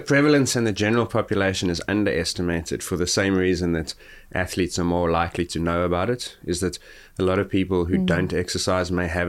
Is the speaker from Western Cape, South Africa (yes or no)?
no; Gauteng, South Africa; because I grew up near Johannesburg where it's considerably colder than Cape Town